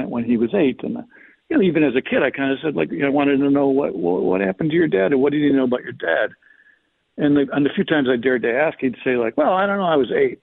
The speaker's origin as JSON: {"language": "English", "town": "Chicago", "region": "Illinois", "country": "United States", "tie": "born or raised there", "said": "I grew up in Chicago"}